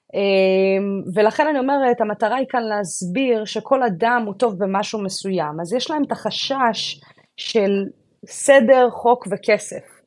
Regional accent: Israel; now in Florida, United States; במקום שאומנם גדלתי בו, אבל הוא כבר היה לי פחות מוכר

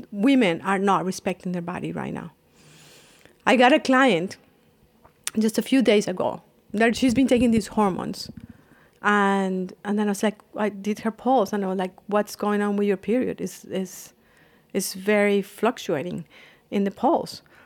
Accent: Colombia; moved away; I am from Colombia and I was studying computer science

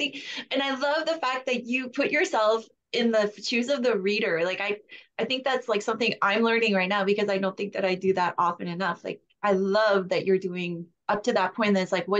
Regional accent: Canada; I'm Canadian

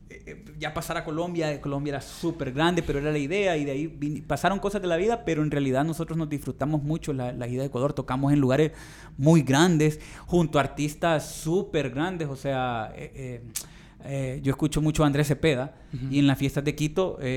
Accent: Danlí, El Paraíso, Honduras; Yo soy de Dan Lee.

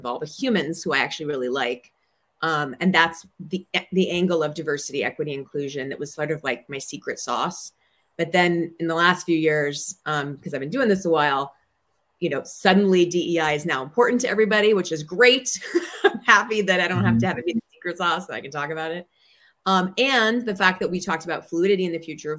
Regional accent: Minnesota, United States; moved away as an adult; also born or lived in New York; now in Bay Area, United States; I'm from Minnesota. And so I say things like you betcha and hot dish

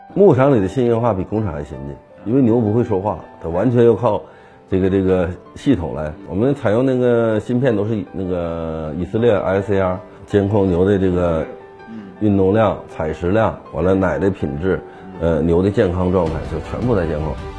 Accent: China; 我们中国人

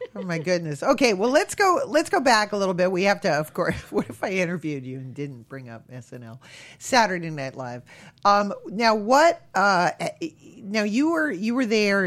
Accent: Connecticut, United States; when I was growing up, Hartford was voted the most boring city in America

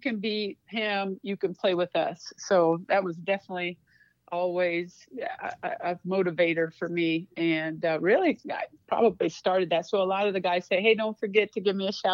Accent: Waterloo, Iowa, United States; moved away as an adult; also born or lived in Arizona / Nebraska / Montana; I'm originally from Waterloo, Iowa, so I'm a Midwest girl.

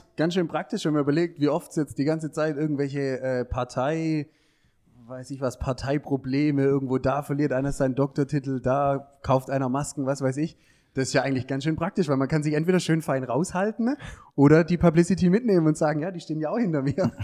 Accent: Heilbronn, Baden-Württemberg, Germany; moved away as an adult; now in Ludwigsburg, Germany; ich komme eher aus der Ecke Heilbronn

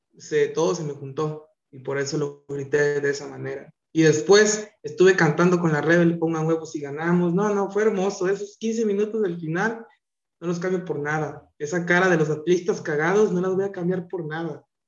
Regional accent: Jalisco, Mexico; yo soy de Jalisco

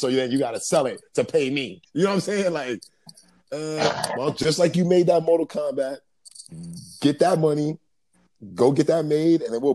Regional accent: United States; I'm an American

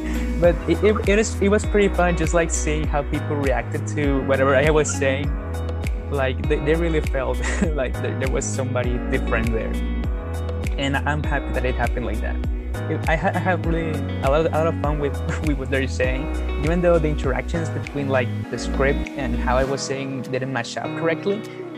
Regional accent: Mexico; as I said, I was raised in Mexico and I was raised on Spanish on Spanish dubs

